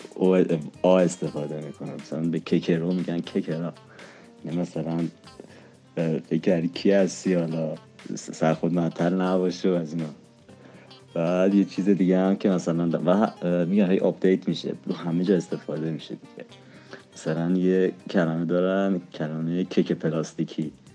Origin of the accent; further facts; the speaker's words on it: Isfahan, Iran; moved away as an adult; now in Tehran, Iran; من بزرگ شده اصفهانم اصالتا شیرازی هم بزرگ شده اصفهانم الانم خب تهران درس میخونم